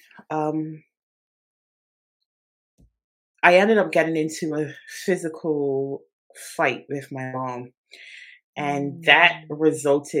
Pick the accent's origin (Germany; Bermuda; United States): Bermuda; now in England; I am originally from Bermuda